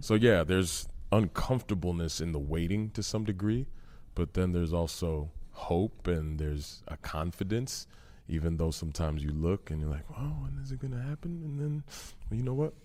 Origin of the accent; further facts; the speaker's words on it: Massachusetts, United States; I grew up in Massachusetts